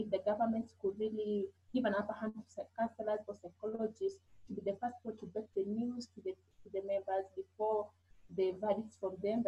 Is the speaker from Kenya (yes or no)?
yes; Kenya; from Kenya, working with the women.